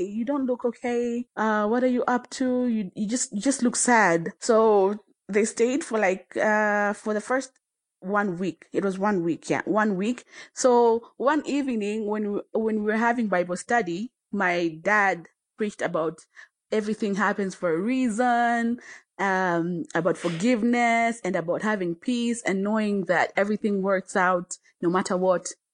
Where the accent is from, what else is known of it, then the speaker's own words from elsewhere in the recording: Tanzania; now in Kenya; I was born in Kenya, but raised in Tanzania. I currently live in Kenya